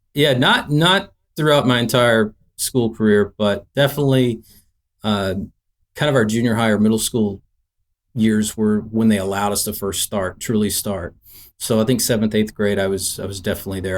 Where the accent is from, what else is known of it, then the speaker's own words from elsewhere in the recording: Nashville, Tennessee, United States; growing up in Nashville, Tennessee